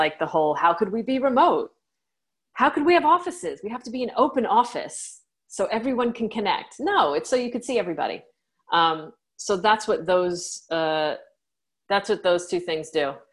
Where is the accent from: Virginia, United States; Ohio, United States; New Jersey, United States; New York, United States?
New York, United States; I'm a New Yorker